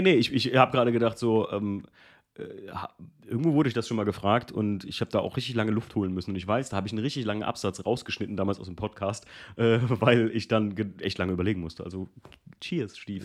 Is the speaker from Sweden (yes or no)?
no; Germany; wo ich aufgewachsen bin aus Alken